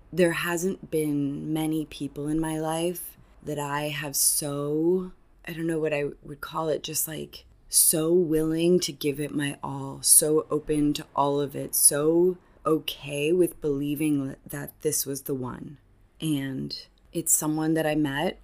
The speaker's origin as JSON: {"language": "English", "country": "Canada", "moved": "yes", "lives_now": "Argentina", "said": "I'm Canadian"}